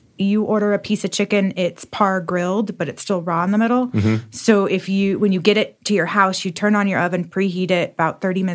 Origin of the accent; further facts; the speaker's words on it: California, United States; now in Austin, United States; No, I'm originally from California, but I've lived all over the, okay, United States. So I made my way here about 5 years ago